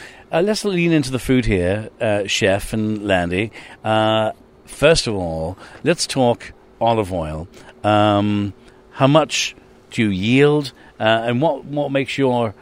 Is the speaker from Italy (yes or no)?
no; England, United Kingdom; I'm an Irish Englishman. I grew up on potatoes